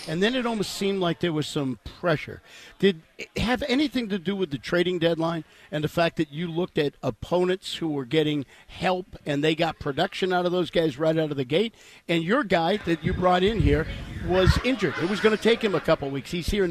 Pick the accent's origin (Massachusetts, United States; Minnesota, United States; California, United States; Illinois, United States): Massachusetts, United States; Boston; He and I are from Boston.